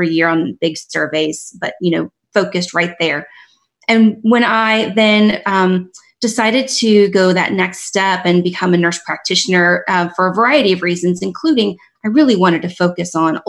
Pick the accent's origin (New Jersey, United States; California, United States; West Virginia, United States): West Virginia, United States; moved away; I'm from West Virginia. That's where I grew up.